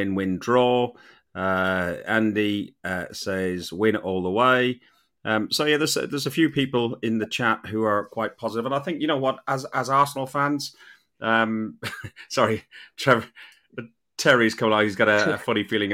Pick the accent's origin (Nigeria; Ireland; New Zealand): Ireland; Being an Irishman